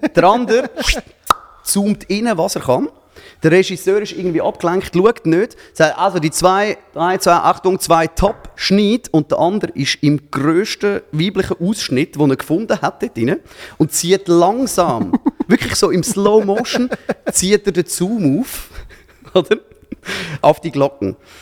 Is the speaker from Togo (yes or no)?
no; Zurich, Switzerland; als Zürcher